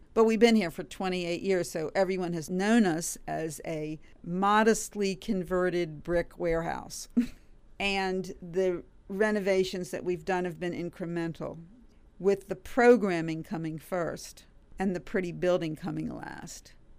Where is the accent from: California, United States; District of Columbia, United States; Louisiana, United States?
District of Columbia, United States; Washington; also born or lived in Cincinnati, Ohio; I grew up in the Washington area